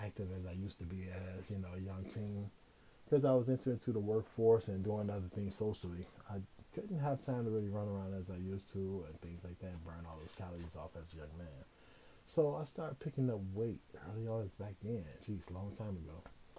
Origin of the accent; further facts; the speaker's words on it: Midwest, United States; And I was from the Midwest.